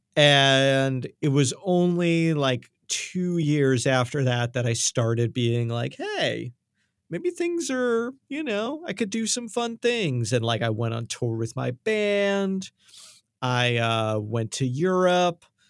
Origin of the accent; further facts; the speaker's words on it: New York, United States; accent: New York; My accent came out there.